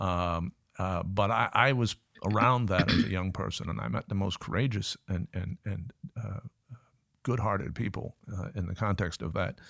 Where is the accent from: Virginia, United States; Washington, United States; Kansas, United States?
Virginia, United States; Richmond; also born or lived in Cambridge, Massachusetts; now in Newcastle, United Kingdom; I was born in Cambridge, Massachusetts, but I grew up in the sense of g-, going to high school and that sort of thing in, in Richmond, Virginia